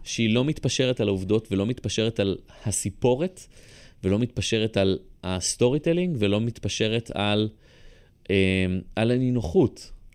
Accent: Rishon LeZion, Central District, Israel; also born or lived in Bat Yam; גדלתי בבת ים אה, כלום עד גיל שלוש, ואז עברנו לראשון

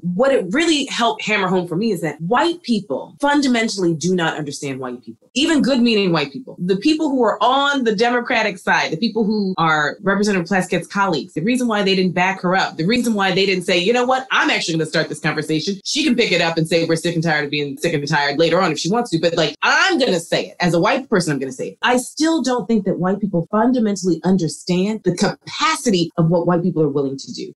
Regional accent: Philadelphia, Pennsylvania, United States; I grew up in Philly

